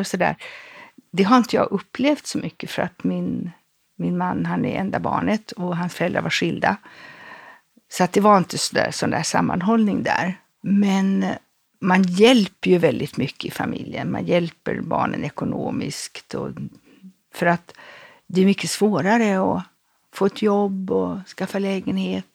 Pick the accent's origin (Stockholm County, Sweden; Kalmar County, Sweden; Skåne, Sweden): Stockholm County, Sweden; Stockholm; moved away as an adult; also born or lived in Rome, Italy; jag är född i en väldigt stor familj på Storässingen